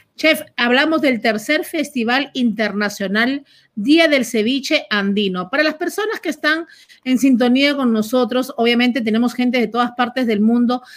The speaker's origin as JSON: {"language": "Spanish", "country": "Peru", "moved": "yes"}